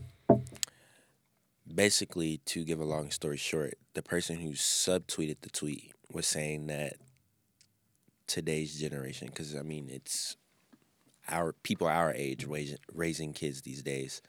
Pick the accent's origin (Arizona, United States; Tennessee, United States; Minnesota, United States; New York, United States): Tennessee, United States; Memphis; I grew up in Memphis